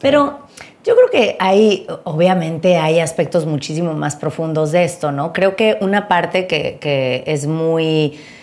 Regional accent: Mexico; los dos somos mexicanos

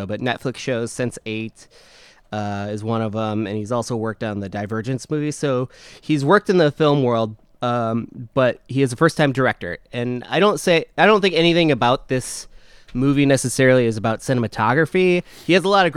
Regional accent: Midwest, United States; we're from the Midwest

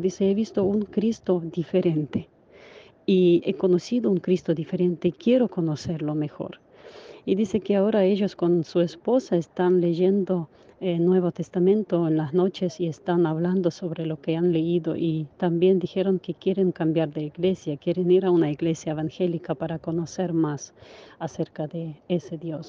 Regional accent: Ukraine; now in Spain; mi país

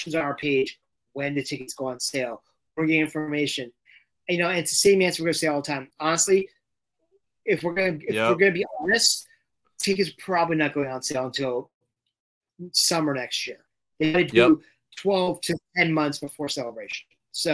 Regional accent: London, United Kingdom; moved away; I grew up in London and I had not been back in 40 years

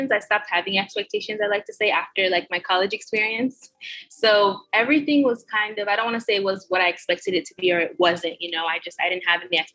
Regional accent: Florida, United States; That's where I'm from. I'm from Florida, so I was flying out of the Fort Lauderdale airport

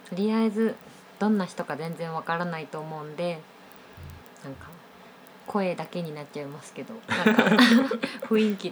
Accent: Osaka, Japan; 今は28歳ですと大阪府で生まれて田んぼに囲まれてすくすく育ちましたのんびりと

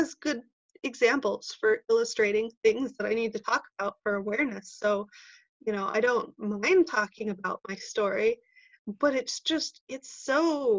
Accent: California, United States; moved away as an adult; also born or lived in Fort Collins, Colorado; I grew up in California and I moved to Colorado, to Fort Collins, Colorado, to go to school

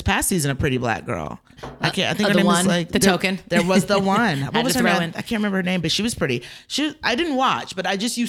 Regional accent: Georgia, United States; Like when I was little, like I grew up in Georgia.

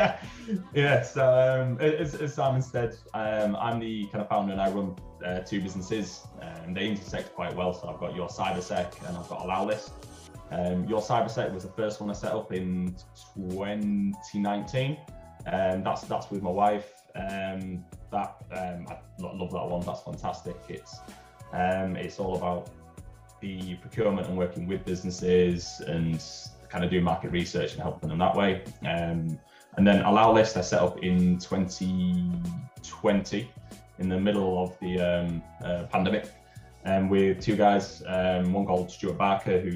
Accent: Yorkshire and the Humber, United Kingdom; also born or lived in Vancouver; I'm from Yorkshire

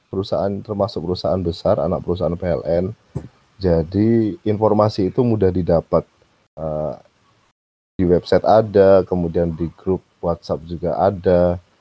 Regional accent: Gresik, East Java, Indonesia; saya kembali ke Surabaya. Saya kembali ke Gresik uh, asal daerah saya.

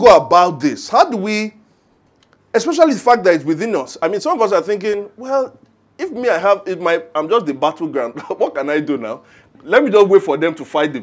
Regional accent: Ijebu Ode, Ogun State, Nigeria; As a son of the soil. I'm from Ijebu Ode. I'm an Ijebu, a proud Ijebu man. I live on Ijebu land.

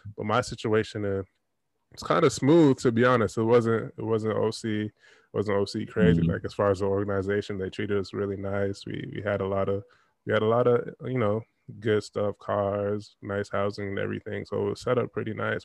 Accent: Toronto, Ontario, Canada; I'm from Toronto and I was out in Nova Scotia, so that's that's out east.

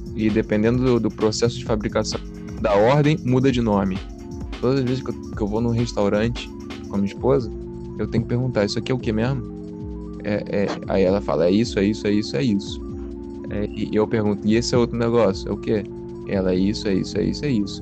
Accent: Rio de Janeiro, Brazil; moved away as an adult; eu sou nascido e criado no, no Rio

